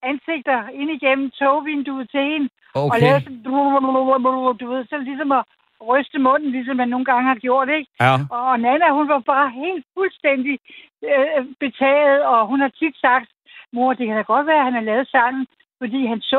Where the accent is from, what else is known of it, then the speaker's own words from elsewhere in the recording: Birkerød, Capital Region of Denmark, Denmark; moved away; also born or lived in Copenhagen / South Funen; jeg selv født og vokset op i Birkerød, og egentlig var tit i København. Og jeg er uddannet i København på Kongen på Slæn som maler.